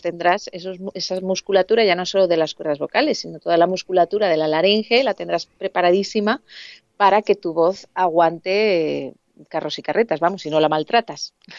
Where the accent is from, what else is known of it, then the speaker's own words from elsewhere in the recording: Alicante, Valencian Community, Spain; moved away as an adult; now in Madrid, Spain; yo soy de Alicante, y me vine con 21 añitos a, Madrid